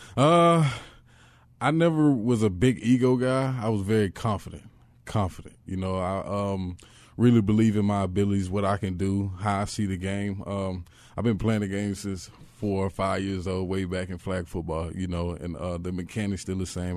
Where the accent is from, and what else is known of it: Texas, United States; born or raised there; moved away as an adult; also born or lived in Los Angeles, California